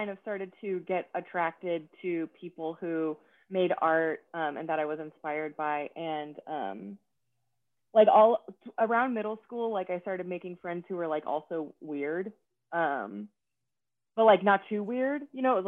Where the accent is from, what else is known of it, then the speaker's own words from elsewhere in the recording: Atlanta, Georgia, United States; moved away as an adult; also born or lived in San Francisco / Austin; I grew up in Atlanta and I'm an only child